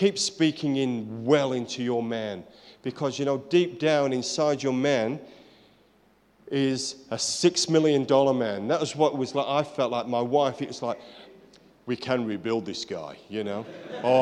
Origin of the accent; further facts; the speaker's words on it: United Kingdom; I'm British.